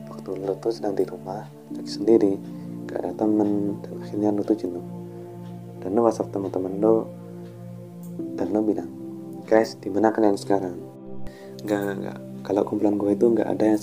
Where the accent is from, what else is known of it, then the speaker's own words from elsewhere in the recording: Malang, East Java, Indonesia; born there; lahir di Kota Malang